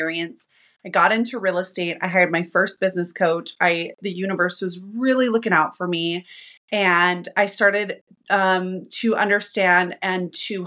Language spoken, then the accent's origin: English; Utah, United States; I am from Utah. And I am not the predominant faith here. And I was raised by an alcoholic mom